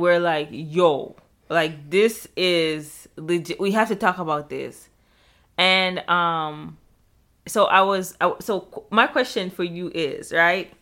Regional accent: Jamaica; moved away; I'm Jamaican

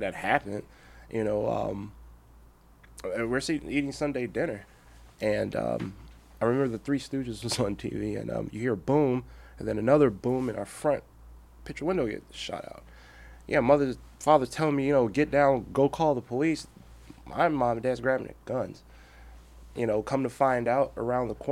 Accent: Gary, Indiana, United States; also born or lived in Iowa; growing up in the Gary area, it's predominantly black.

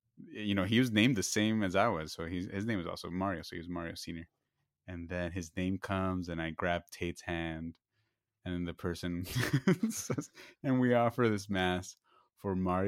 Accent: Nicaragua; No. I grew up in Nicaragua, Jason.

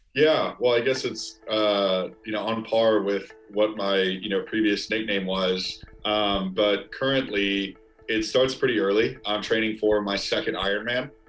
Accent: outside of Chicago, Illinois, United States; now in New York, United States; I've got a group of friends that I grew up with outside of Chicago

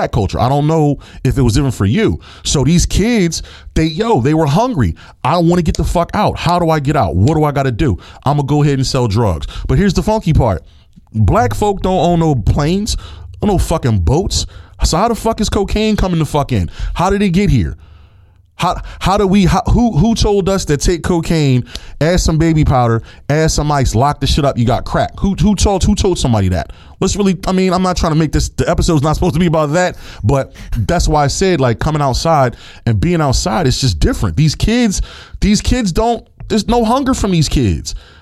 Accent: Philadelphia, Pennsylvania, United States; I grew up in Philadelphia

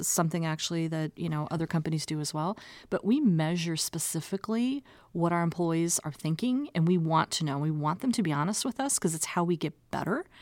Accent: Omaha, Nebraska, United States; I'm actually a native of Omaha. So this is my hometown

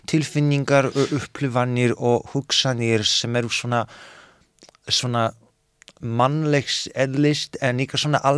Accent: Poland; now in Iceland; þegar ég var að, að þegar ég elst upp þarna í Pólandi þannig að ég nenni ekki að vera aumingi í annað sinn

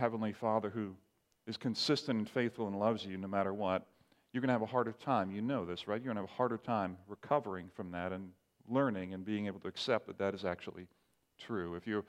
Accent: Barbados; I remember growing up in the Caribbean, parents were missionaries, and some of you know that, grew up in Barbados. We had what was called a sword drill at church in Barbados.

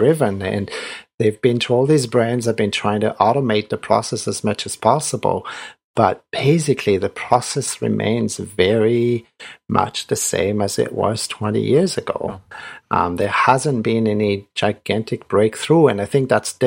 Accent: France; moved away as an adult; also born or lived in Vietnam; I grew up in France and went to engineering school in France

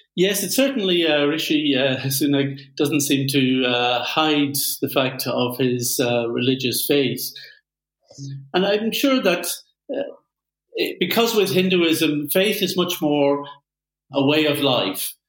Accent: Belfast, Northern Ireland, United Kingdom; my home town of Belfast

